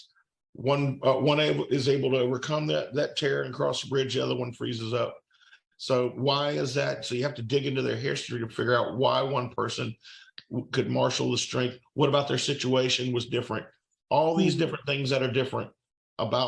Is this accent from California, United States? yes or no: no; Fairhope, Alabama, United States; I based mine in my hometown